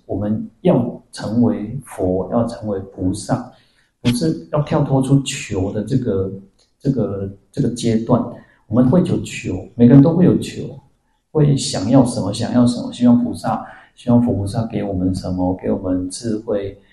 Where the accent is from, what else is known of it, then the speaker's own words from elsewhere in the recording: Taiwan; 我们台湾人很善良